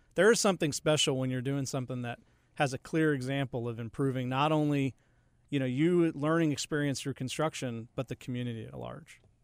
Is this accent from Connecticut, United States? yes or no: yes; Connecticut, United States; moved away as an adult; also born or lived in upstate New York; now in Charlotte, United States; I did grow up in Connecticut